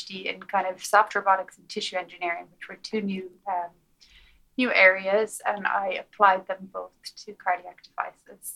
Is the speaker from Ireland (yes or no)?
yes; Galway, Connacht, Ireland; moved away as an adult; now in United States; I grew up in Galway